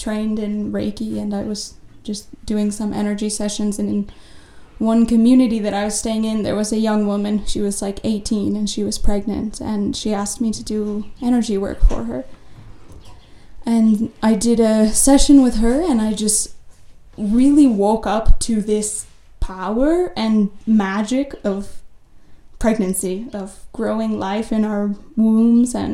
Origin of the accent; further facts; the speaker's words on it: United States; Um, I'm from the United States, I should have mentioned, I guess.